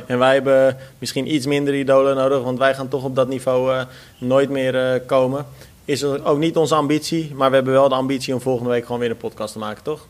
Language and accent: Dutch; Netherlands